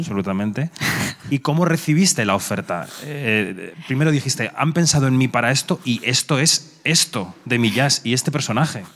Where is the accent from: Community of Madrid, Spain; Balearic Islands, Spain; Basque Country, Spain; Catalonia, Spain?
Community of Madrid, Spain; Madrid; yo soy de Carabanchel